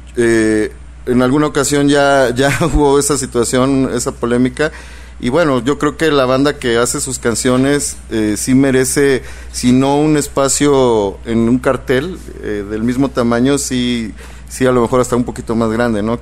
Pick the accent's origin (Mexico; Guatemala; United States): Mexico; nosotros como mexicanos